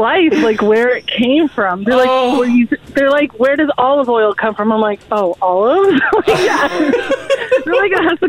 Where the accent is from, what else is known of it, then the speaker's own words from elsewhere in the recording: Ontario, Canada; now in Alberta, Canada; I'm born and raised in Ontario, so we drove here when we moved here.